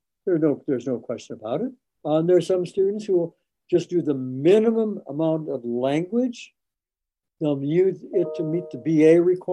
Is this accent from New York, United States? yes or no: no; Madison, Wisconsin, United States; I grew up in Madison, Wisconsin, the land grant campus of the University of Wisconsin